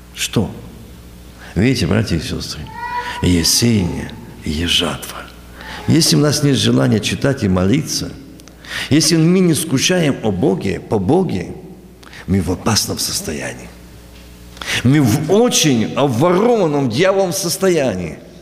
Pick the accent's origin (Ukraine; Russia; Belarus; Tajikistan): Ukraine; moved away as an adult; also born or lived in New York, United States; Я ж с Украины недавно приехал